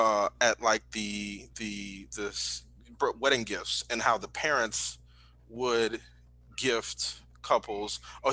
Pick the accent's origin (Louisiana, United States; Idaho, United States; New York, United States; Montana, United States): Louisiana, United States; New Orleans; I'm born and bred in New Orleans.